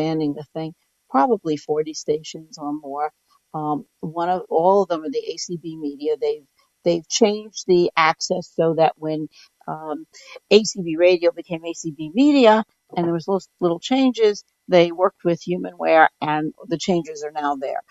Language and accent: English; New York City, New York, United States; also born or lived in Schenectady, New York; I grew up in New York City, but my first teaching job was in outside of Schenectady, New York